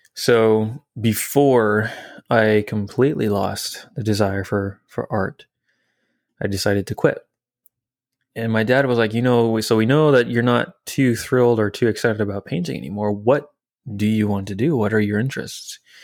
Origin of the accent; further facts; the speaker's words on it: French Lick, Indiana, United States; moved away; I grew up in Indiana. French Lick, Indiana specifically